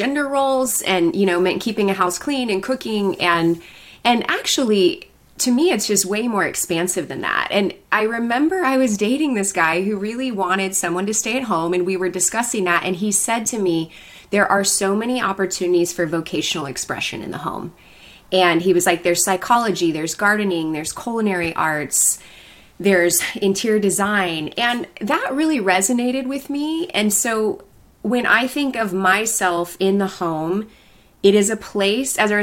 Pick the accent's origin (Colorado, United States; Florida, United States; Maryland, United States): Colorado, United States; moved away as an adult; now in Southern California, United States; where I grew up in Colorado